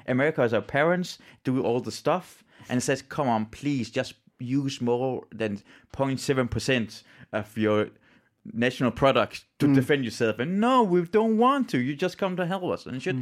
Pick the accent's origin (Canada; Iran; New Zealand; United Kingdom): Iran; now in Denmark; I'm from Iran